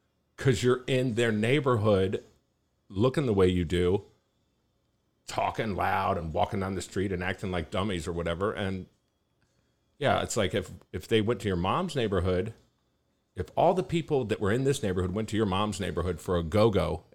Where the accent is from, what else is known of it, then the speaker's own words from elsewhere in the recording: Maryland, United States; also born or lived in Prince George's County, Maryland / Montgomery County, Maryland; now in Austin, United States; I was born in Prince George's County, Maryland. I grew up there for a little while and then moved to Montgomery County, Maryland